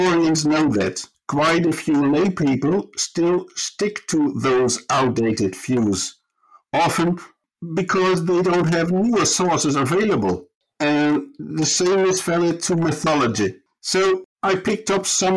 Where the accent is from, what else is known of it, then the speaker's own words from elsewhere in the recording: Groningen, Netherlands; moved away as an adult; also born or lived in Taunus, Germany; now in Germany; I was born in the Dutch city of Groningen, was raised up in the north of the Netherlands